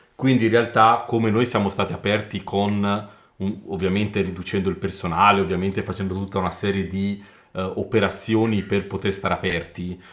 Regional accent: Carrara, Tuscany, Italy; Io sono di Carrara

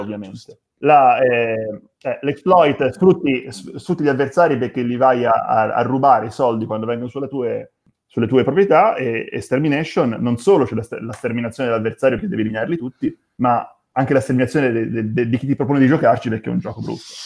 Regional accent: Tuscany, Italy; now in Rome, Italy; sono toscano, vivo a Roma

